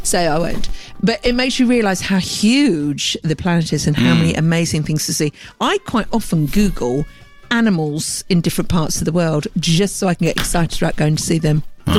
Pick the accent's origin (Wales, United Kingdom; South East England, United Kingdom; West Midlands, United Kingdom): Wales, United Kingdom; Cardiff; I'm from Cardiff.